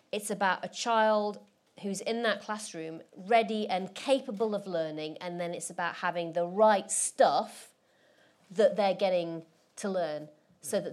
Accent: Rotherham, Yorkshire and the Humber, United Kingdom; where I grew up in Rotherham

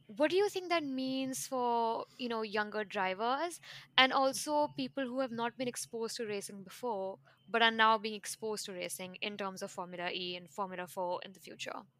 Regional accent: New Delhi, Delhi, India; moved away as an adult; now in New York, United States; I'm originally from India. I was born and bred in New Delhi and moved to New York in 2014 for college.

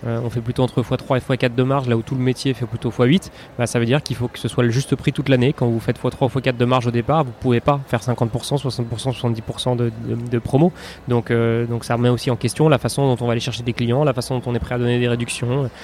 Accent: Paris, Île-de-France, France; je suis parisien, j'ai 34 ans

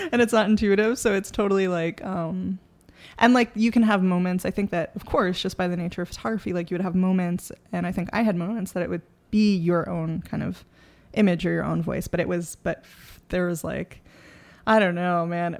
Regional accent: New York City, New York, United States; I grew up in the Bronx.

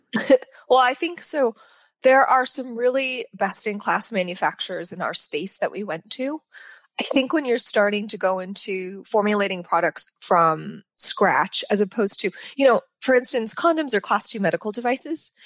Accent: Sacramento, California, United States; moved away as an adult; also born or lived in New York / Los Angeles; I grew up in Sacramento

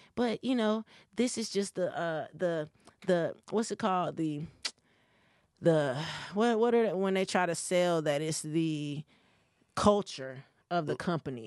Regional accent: Gaffney, South Carolina, United States; moved away; also born or lived in Hampstead, North Carolina / Chapel Hill, North Carolina / Raleigh, North Carolina; I'm from Gaffney, South Carolina. A, okay. A really little town and I'm from Hampstead, North Carolina as well

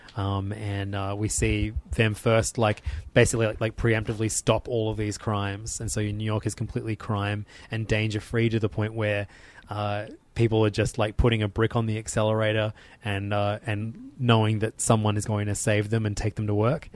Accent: Australia; as an Australian

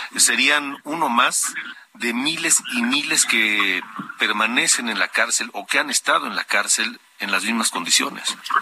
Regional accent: Mexico; como ciudadanos, como mexicanos

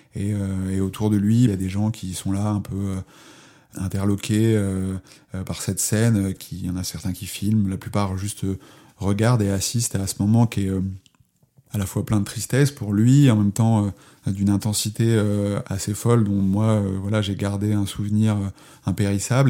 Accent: Charente, Nouvelle-Aquitaine, France; je suis de, de Charente, c'est un endroit relativement plat.

